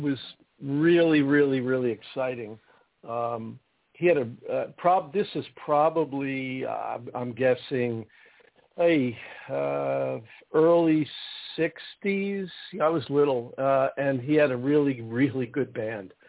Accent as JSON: {"language": "English", "region": "New Jersey", "country": "United States", "tie": "born or raised there", "said": "I grew up in New Jersey"}